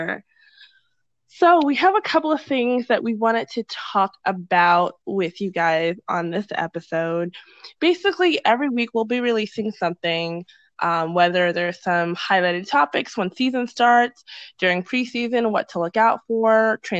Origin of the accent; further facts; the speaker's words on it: Boston, Massachusetts, United States; I am born and raised in Boston